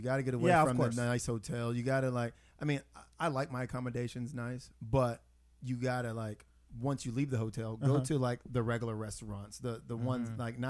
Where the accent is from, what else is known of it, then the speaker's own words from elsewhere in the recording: Texas, United States; where are you from? I said Texas.